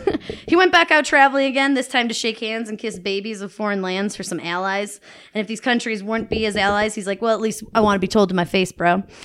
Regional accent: Buffalo, New York, United States; I'm from Buffalo, New York

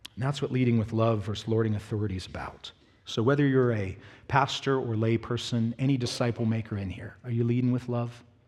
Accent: Pittsburgh, Pennsylvania, United States; moved away; also born or lived in the South (US); I'm from Pittsburgh.

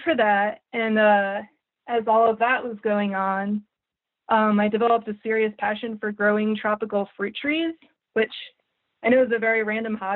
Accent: New Jersey, United States; moved away as an adult; also born or lived in Staten Island, New York / Savannah, Georgia / Cape Coral, Florida; now in St. Petersburg, United States; I moved to New Jersey, where I grew up

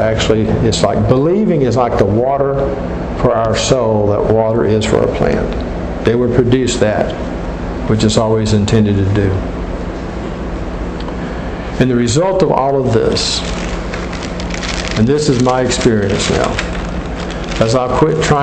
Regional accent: Gulf Coast in South Florida, United States; I grew up on the Gulf Coast in South Florida

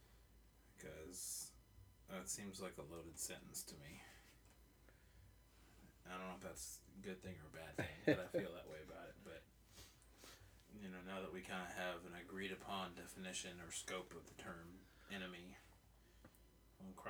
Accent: United States; I'm an American

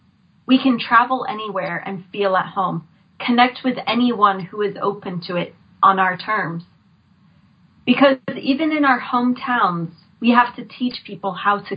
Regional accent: Florida, United States; moved away; I grew up in Florida

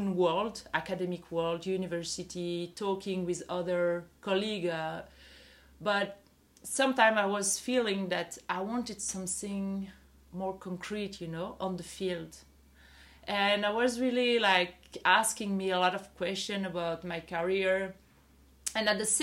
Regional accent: Belgium; moved away as an adult; now in Tulum, Mexico; I'm from Belgium and I'm a sociologist

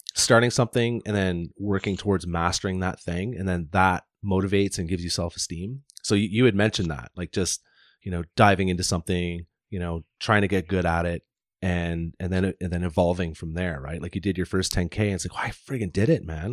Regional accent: Deep River, Ontario, Canada; moved away; also born or lived in Whistler / Squamish; I grew up in Ontario, near Ottawa, like, uh, Deep River, Ontario, tiny little town in Ontario.

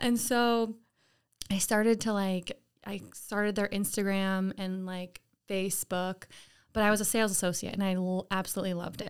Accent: Lake George, New York, United States; I'm from Lake George, not too far away

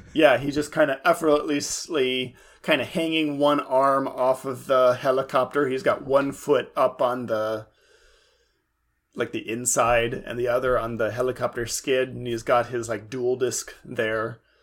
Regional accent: Central California, United States; in my hometown, which is, of course, in Central California

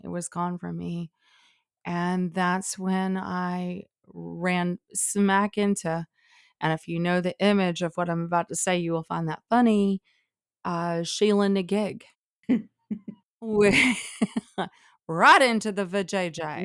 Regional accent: Alabama, United States; growing up in Alabama

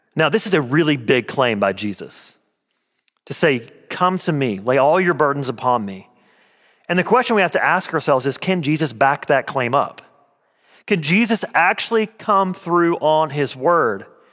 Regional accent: Clay, Alabama, United States; I'm from a little town called Clay, Alabama

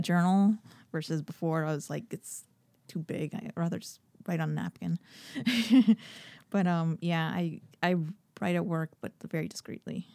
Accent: Miami, Florida, United States; I was born in Miami

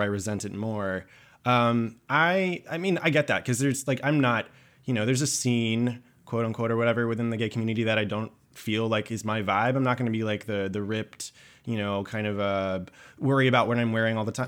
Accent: Georgia, United States; now in New York, United States; I'm from Georgia

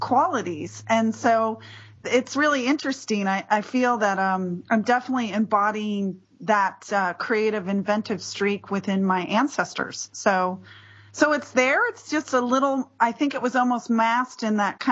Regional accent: near Berkeley, California, United States; also born or lived in Detroit, Michigan; I grew up, you know, near Berkeley, California. And, you know, but we came from Detroit, Michigan

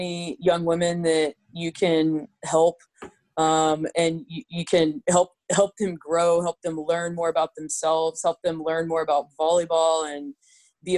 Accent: San Antonio, Texas, United States; I grew up in San Antonio

